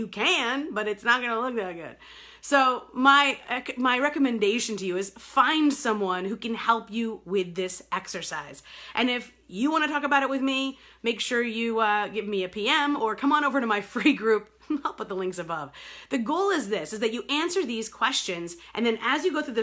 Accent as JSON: {"language": "English", "region": "New York", "country": "United States", "tie": "born or raised there", "moved": "yes", "lives_now": "Detroit, United States", "said": "I live here in Detroit. I grew up in New York"}